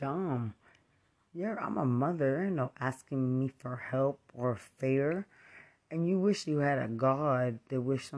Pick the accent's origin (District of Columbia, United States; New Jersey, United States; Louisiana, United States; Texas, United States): Texas, United States; Lubbock; I'm from Lubbock